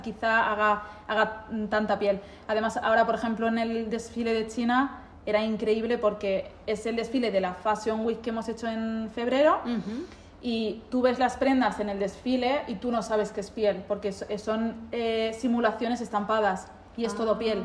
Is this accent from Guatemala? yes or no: no; Spain; moved away as an adult; now in Milan, Italy; yo vengo de España